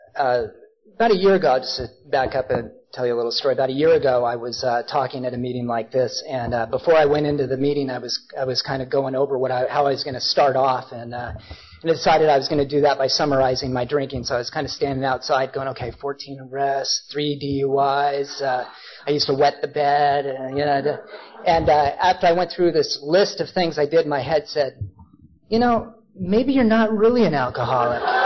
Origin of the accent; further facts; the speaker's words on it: Portland, Oregon, United States; also born or lived in Ashland, Oregon; I grew up in Portland, but I was down in Ashland